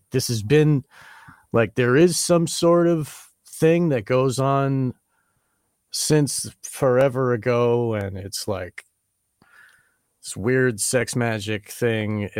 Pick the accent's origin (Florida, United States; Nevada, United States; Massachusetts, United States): Massachusetts, United States; north of Boston; I'm from Massachusetts, like north of Boston